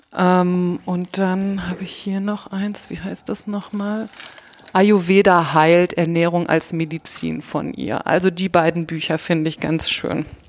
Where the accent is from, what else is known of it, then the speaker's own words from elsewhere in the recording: Germany; Wir sind halt Deutsche